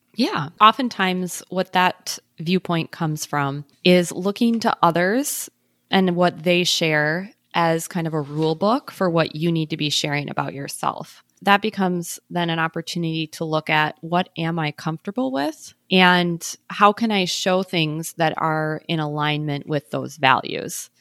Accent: Midwest, United States; now in Minneapolis, United States; I'm from the Midwest, so it's not like I'm totally don't have any experience with the cold

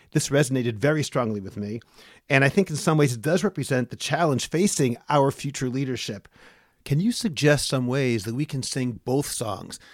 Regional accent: Boston, Massachusetts, United States; my hometown of Boston

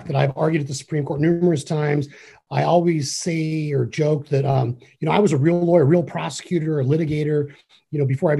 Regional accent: Arizona, United States; I grew up here in Arizona

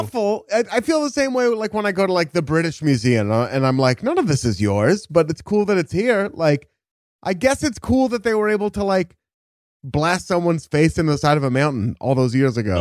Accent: Pacific Northwest, United States; growing up in the Pacific Northwest

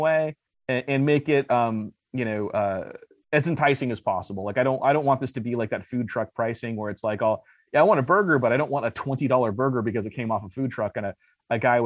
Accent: Los Angeles, California, United States; now in Arizona, United States; I'm from LA as well.

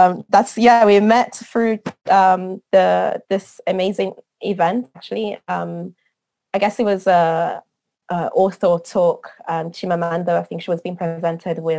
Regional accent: Medole, Lombardy, Italy; moved away as an adult; now in London, United Kingdom; born and raised in Mantova, in a little village of 2,000, if any, I think they're more than 2,000 now, in Medole. And then moved to London in 2009.

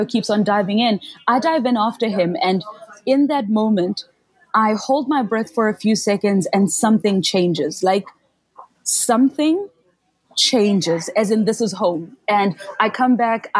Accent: Soweto, Gauteng, South Africa; I grew up in Soweto, which is like a township or a location 6 hours from the nearest sea

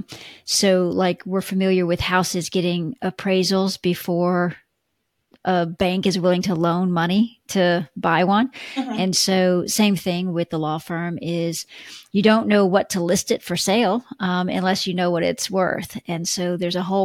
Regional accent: Texas, United States; now in Atlanta, United States; I'm not originally from Atlanta. I'm originally from Texas, the central states.

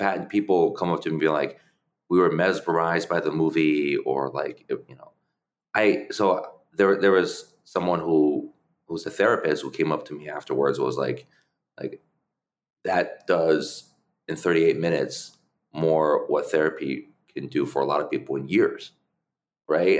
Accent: New Haven, Connecticut, United States; English is a second language; also born or lived in China; we lived in New Haven, Connecticut. That's where I grew up

